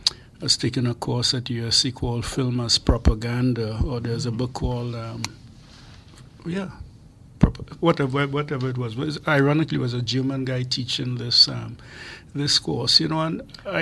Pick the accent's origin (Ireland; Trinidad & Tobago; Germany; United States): Trinidad & Tobago; moved away; as a young person growing up in Trinidad